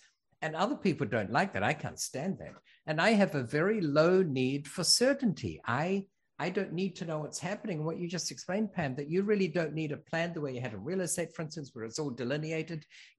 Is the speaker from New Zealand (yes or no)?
yes; New Zealand; born there; I was born in New Zealand. We're from all over. I went to school in six countries.